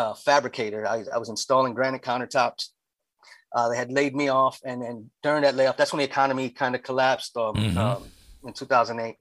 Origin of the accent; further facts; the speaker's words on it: Lancaster, Pennsylvania, United States; also born or lived in Union City, New Jersey; I came here when I was young. I was from Jersey, but okay. I've been in Lancaster since elementary school.